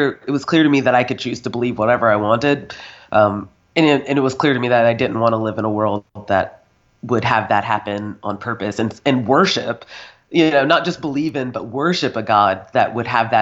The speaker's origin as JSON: {"language": "English", "region": "North Carolina", "country": "United States", "tie": "born or raised there", "moved": "as an adult", "lives_now": "Scotland", "said": "I grew up in North Carolina, Southern Baptist"}